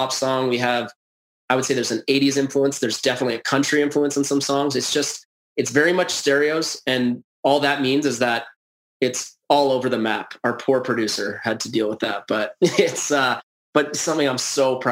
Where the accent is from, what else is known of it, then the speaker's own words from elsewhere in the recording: Edmonton, Alberta, Canada; I was born in Edmonton during a dynasty